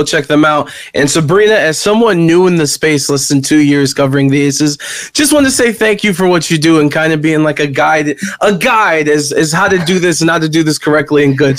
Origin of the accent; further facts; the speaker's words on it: Cleveland, Ohio, United States; I'm from Cleveland, so thank you for saying the Cedar Point.